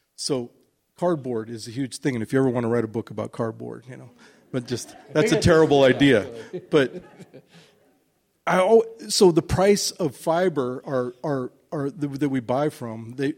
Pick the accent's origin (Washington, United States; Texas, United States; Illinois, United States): Washington, United States; Seattle; also born or lived in Alaska; I'm Norwegian American from Ballard